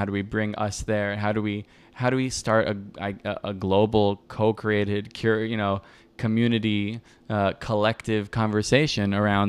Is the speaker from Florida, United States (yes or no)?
yes; Miami, Florida, United States; now in Brooklyn, United States; I'm from Miami